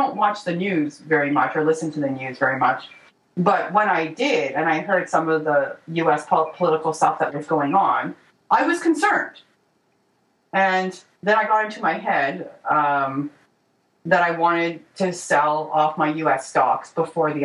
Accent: Canada; I'm not American. I'm Canadian

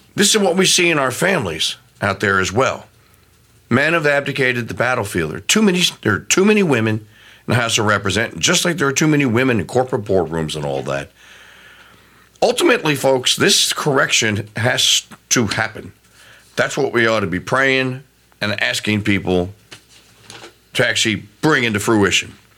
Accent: Louisiana, United States; my home state of Louisiana

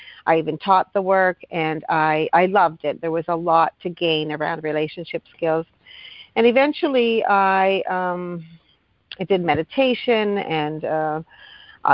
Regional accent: Thunder Bay, Ontario, Canada; now in Hamilton, Canada; I'm from Thunder Bay, Ontario. So I've actually been here longer than I am from my hometown

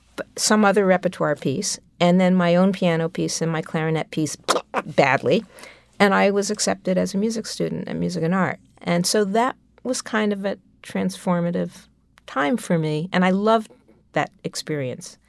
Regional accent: New York City, New York, United States; I grew up on the Upper West Side of Manhattan

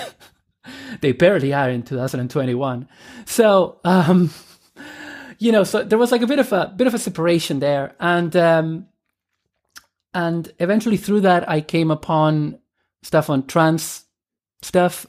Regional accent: Argentina; moved away as an adult; also born or lived in Dublin, Ireland; I am originally from Argentina. And I emigrated to Ireland when I was eighteen in, uh, two thousand and one.

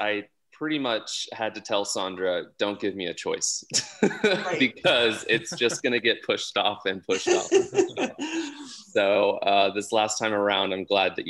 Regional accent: Texas, United States; moved away as an adult; now in Sonoma, United States; I grew up in Texas, actually. Both my parents moved there after college to Texas, and so I'm a first generation Texan who moved away after when I went to college.

